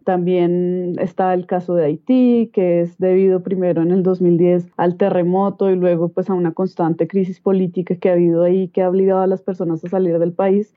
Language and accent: Spanish; Colombia; nosotros como país Colombia